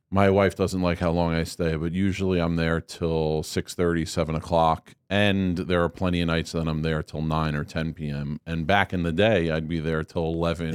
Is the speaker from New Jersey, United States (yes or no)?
yes; Marlboro, New Jersey, United States; also born or lived in Staten Island, New York; I grew up in Marlborough, New Jersey.